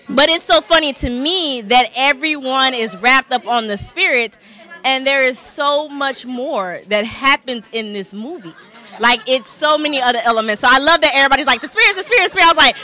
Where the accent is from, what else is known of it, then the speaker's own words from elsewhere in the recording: the South, United States; now in Los Angeles, United States; I'm from here before everybody comes for me. Okay. I'm from here. Grew up in a church. But when I moved to L.A.